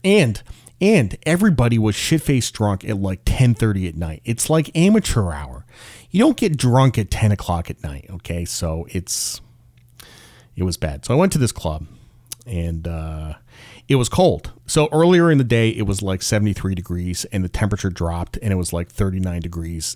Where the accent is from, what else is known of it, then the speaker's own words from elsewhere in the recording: Connecticut, United States; moved away as an adult; now in South Carolina, United States; I grew up in Connecticut